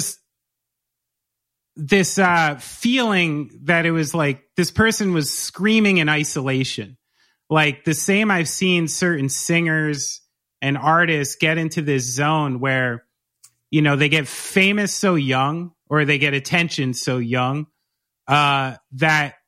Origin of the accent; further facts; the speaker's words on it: New Jersey, United States; I'm from New Jersey.